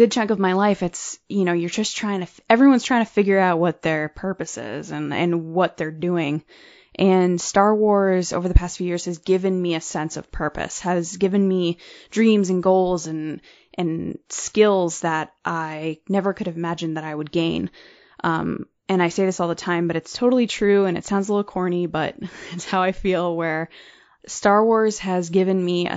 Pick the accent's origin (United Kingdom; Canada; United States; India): United States; Connecticut; I'm from Connecticut.